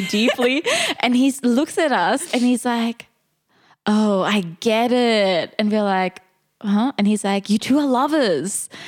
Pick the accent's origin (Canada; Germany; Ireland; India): Germany; English is a second language; we're from Germany